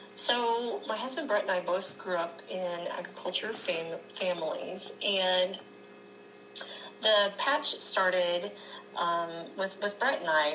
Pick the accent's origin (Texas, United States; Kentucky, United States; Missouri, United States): Missouri, United States; Lexington; I am from Lexington, Missouri